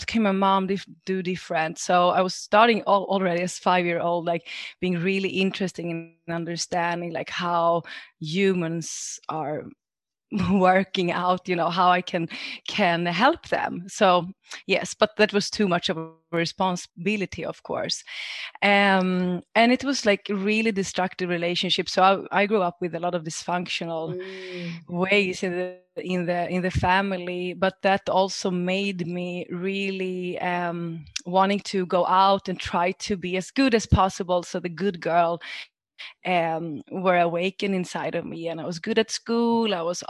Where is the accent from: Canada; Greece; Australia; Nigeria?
Greece; English is a second language; moved away; also born or lived in Sweden; But I grew up in Sweden. And when I was 5 years old, I moved down to Greece with my mother and father. My father is from Greece and my mother from Sweden. And it was like completely different world to be raised there.